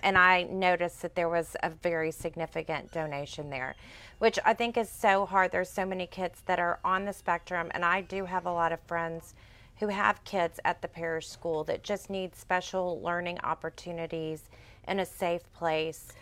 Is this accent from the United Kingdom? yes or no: no; Sugar Land, Texas, United States; I'm a Houston girl, but I grew up in Fort Bend County